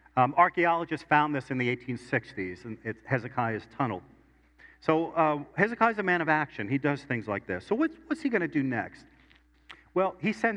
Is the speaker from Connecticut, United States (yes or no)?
no; New York City, New York, United States; I was born in Brooklyn